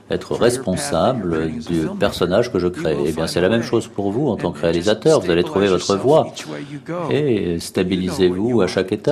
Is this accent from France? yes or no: no; Algeria; Bonjour, euh, je viens d'Algérie, euh, je suis assez ému de vous uh, poser une question